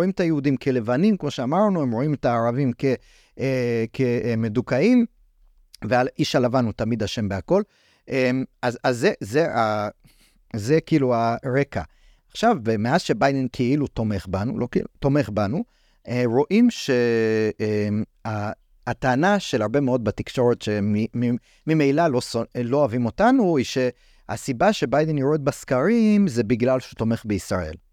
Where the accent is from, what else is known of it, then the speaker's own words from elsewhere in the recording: United States; אני גדלתי בארצות הברית, הייתי ב... בתקופות של מבצעים צבאיים של ישראל שם